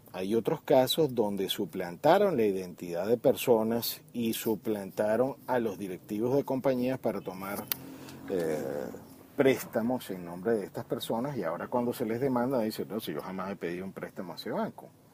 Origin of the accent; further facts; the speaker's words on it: Venezuela; como venezolanos